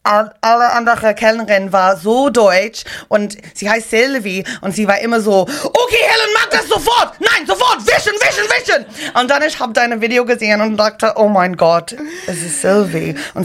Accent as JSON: {"language": "English", "country": "Ireland", "said": "I'm like an Irish Canadian"}